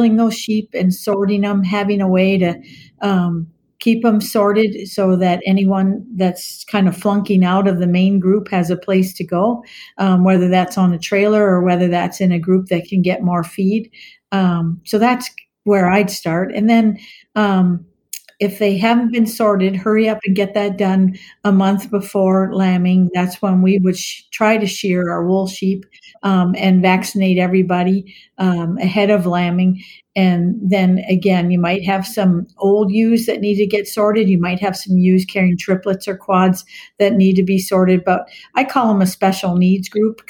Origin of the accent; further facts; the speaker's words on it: Maryland, United States; moved away as an adult; also born or lived in Virginia; now in Minnesota, United States; I grew up on the East Coast in Maryland and went to vet school in Virginia and moved to Minnesota for a job